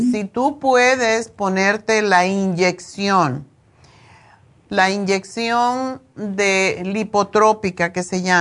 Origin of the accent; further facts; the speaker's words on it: Mexico; Yo soy mexicana.